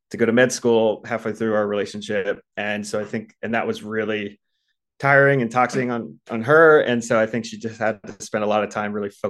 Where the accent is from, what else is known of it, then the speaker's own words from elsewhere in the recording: East Coast, United States; You know, I grew up on the East Coast, she grew up on the West Coast. For me, like growing up on the East Coast, you just kind of got married in your 20s and had kids by the time you were 30.